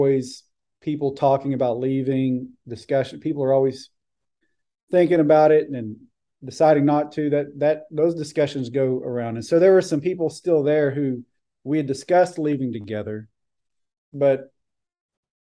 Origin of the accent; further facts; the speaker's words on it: Buffalo Gap, Texas, United States; moved away as an adult; also born or lived in Houston; I'm originally from a town south of Abilene called Buffalo Gap, pretty small town